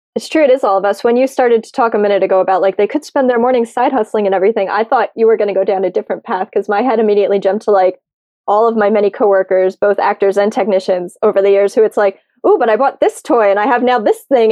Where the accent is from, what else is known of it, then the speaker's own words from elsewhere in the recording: United States; I'm American